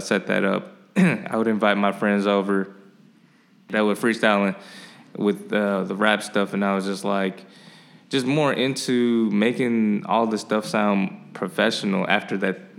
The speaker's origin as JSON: {"language": "English", "town": "Skokie", "region": "Illinois", "country": "United States", "tie": "born or raised there", "also_born_or_lived": "Chicago", "said": "I actually grew up in Skokie."}